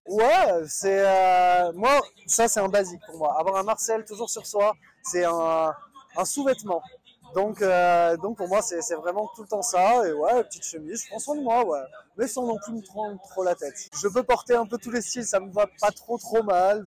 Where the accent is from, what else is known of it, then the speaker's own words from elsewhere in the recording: Bordeaux, Nouvelle-Aquitaine, France; moved away as an adult; also born or lived in Pau; J'ai grandi à Bordeaux